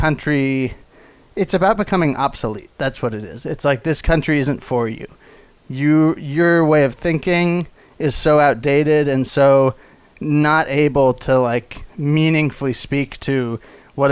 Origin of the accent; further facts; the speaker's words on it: Texas, United States; I'm a Texan. We like country a lot